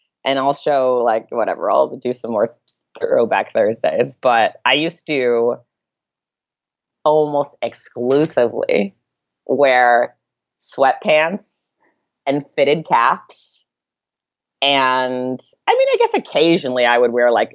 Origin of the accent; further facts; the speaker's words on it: Santa Monica, California, United States; moved away as an adult; also born or lived in Saratoga Springs, New York; I grew up in Santa Monica in Los Angeles